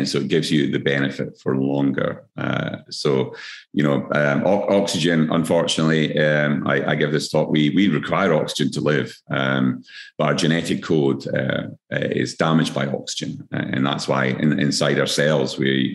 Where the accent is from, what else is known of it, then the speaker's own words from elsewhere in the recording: Scotland, United Kingdom; now in Queensland, Australia; I'm Scottish as well.